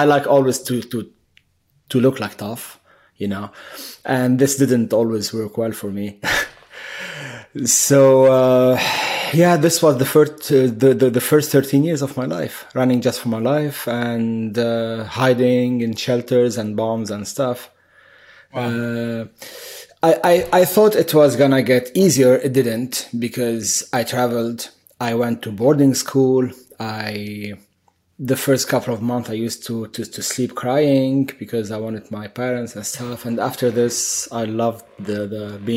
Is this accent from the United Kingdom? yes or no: no; Beirut, Beirut Governorate, Lebanon; moved away as an adult; also born or lived in Middle East; now in United States; I was born in Beirut, Lebanon, during the war. So this sums up the first 12 or 13 years of my life, which was in shelters and running for my life